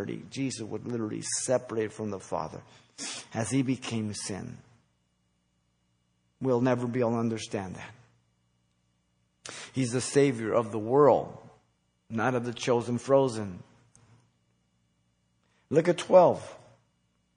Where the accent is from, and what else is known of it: United States